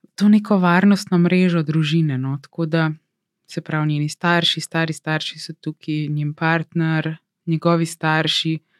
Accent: Slovenia; moved away as an adult; now in Los Angeles, United States; sem gledala iz Slovenije

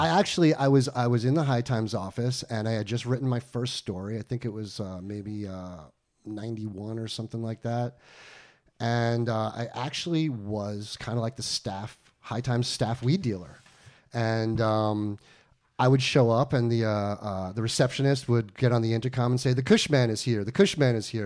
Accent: Westchester, New York, United States; also born or lived in Long Island; I'm from New York. I was born on Long Island, raised in upstate Westchester

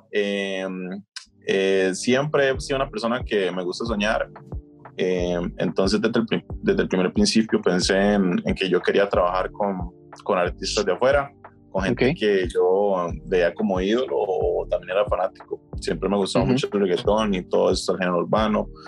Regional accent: Costa Rica; soy de Costa Rica

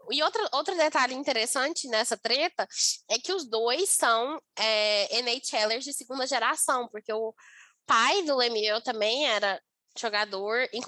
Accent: Brasília, Federal District, Brazil; eu sou do DF também

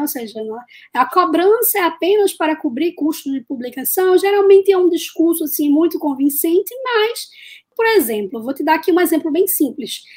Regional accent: Recife, Pernambuco, Brazil; eu sou de Recife, Pernambuco, e eu falo aqui da Universidade Federal de Pernambuco. Na verdade, eu costumo brincar que eu nasci aqui na UFPE

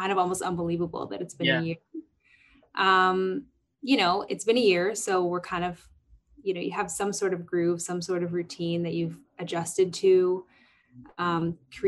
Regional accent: Toronto, Ontario, Canada; also born or lived in Boston / New York; I am a Canadian R&B singer-songwriter, born and raised in Toronto.

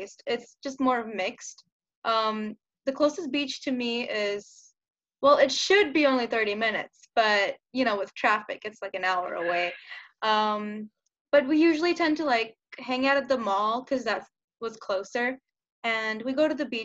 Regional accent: Los Angeles, California, United States; I'm from Los Angeles

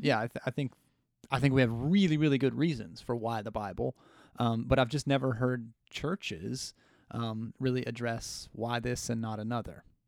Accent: United States; as the American people

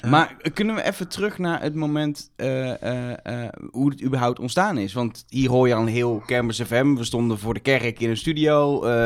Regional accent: 's-Hertogenbosch, North Brabant, Netherlands; moved away as an adult; also born or lived in Enschede; Ik kom uit Den Bosch.

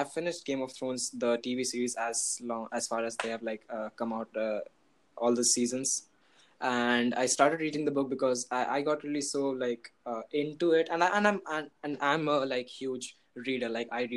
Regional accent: Kolkata, West Bengal, India; I'm from Kolkata, India.

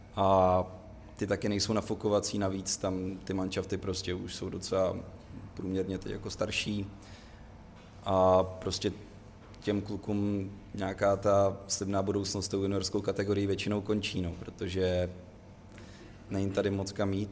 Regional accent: Cheb, Karlovy Vary Region, Czechia; já jsem ze západu, z Chebu

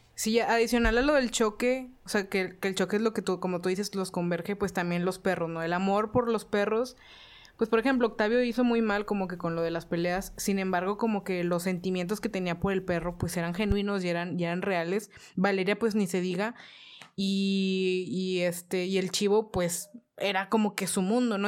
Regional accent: Mexico; estoy en México y soy mexicana

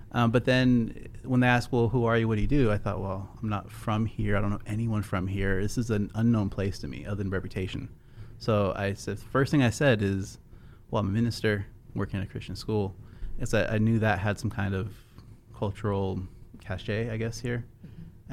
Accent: California, United States; moved away as an adult; also born or lived in Seattle, Washington; now in Texas, United States; I came from California. I was born on the West Coast, over in Seattle. I lived in California most of my life

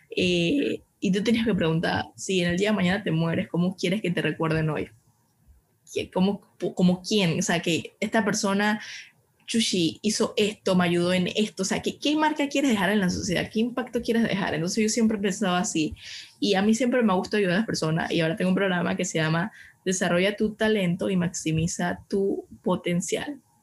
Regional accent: Panama; soy una panameña de 22 años actualmente

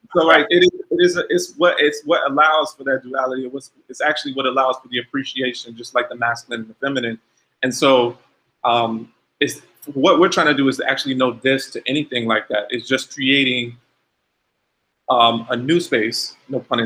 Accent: Ohio, United States; I'm from Ohio

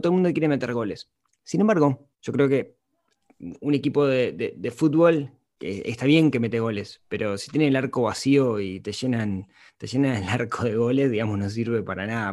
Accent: Uruguay; Soy un uruguayo, de Uruguay es un país pequeño

